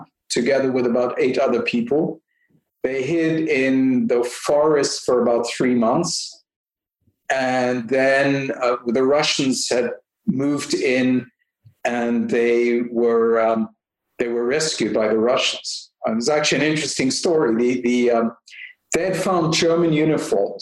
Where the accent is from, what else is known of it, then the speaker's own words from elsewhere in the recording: South Africa; also born or lived in Belgium; now in Canada; I'm born in Belgium. My parents moved to South Africa when I was, they moved twice, but really when I was four.